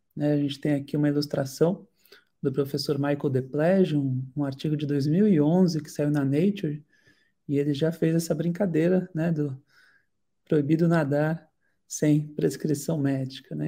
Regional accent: Santos, São Paulo, Brazil; Eu sou de Santos, litoral de São Paulo

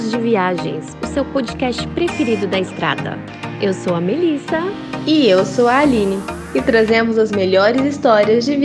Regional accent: Brazil; moved away; also born or lived in São Paulo / Ireland; a gente é brasileira

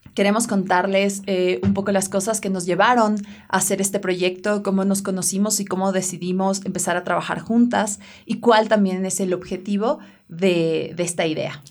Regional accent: Ecuador; moved away; Cuando regresé a Ecuador

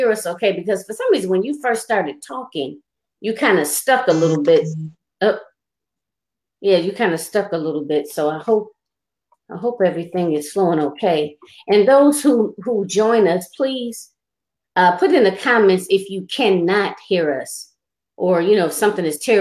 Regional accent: Michigan, United States; I was born and raised in Michigan

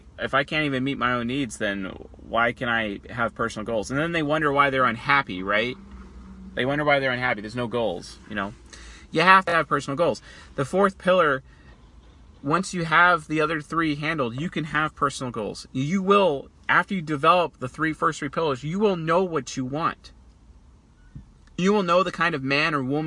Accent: United States; I'm an American.

